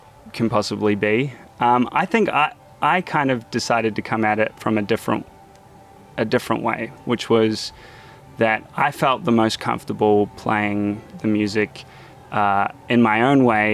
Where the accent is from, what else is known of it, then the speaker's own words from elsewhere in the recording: New Zealand; now in United States; me as a New Zealander coming here, I definitely had an identity crisis